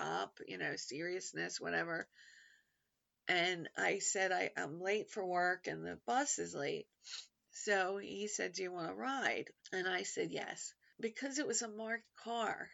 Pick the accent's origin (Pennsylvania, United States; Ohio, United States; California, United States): Pennsylvania, United States; Philadelphia; Philadelphia is a bunch of neighborhoods. There's, you know, I grew up in Merle Park.